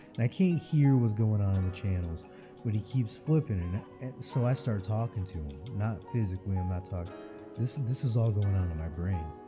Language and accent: English; Florida, United States; I come from Florida where there's salt water.